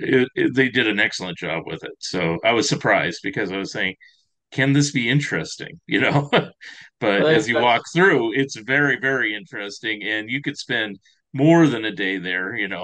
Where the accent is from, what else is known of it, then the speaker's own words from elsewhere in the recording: San Francisco Bay Area, California, United States; now in Oregon, United States; I'm from the Bay Area, San Francisco Bay Area, and I've gone there a few times. I'm in Oregon now